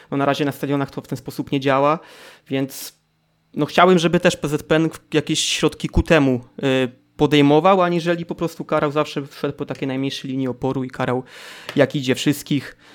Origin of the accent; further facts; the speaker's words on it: Wrocław, Lower Silesian Voivodeship, Poland; słysząc, że jesteśmy z Wrocławia.